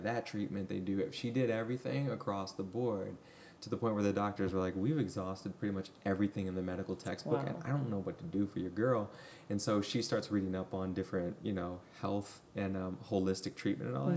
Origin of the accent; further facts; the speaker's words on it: Midwest, United States; you and I grew up in the Midwest